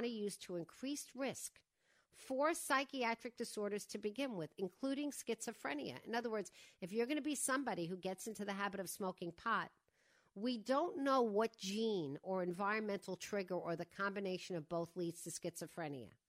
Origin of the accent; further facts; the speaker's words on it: Long Island, New York, United States; moved away; I grew up in Widmere on the other side